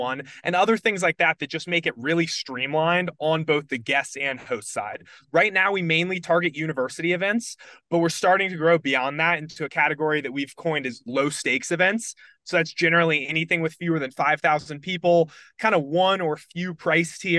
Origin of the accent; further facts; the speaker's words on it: Charlotte, North Carolina, United States; moved away as an adult; also born or lived in Virginia; I grew up in Charlotte, North Carolina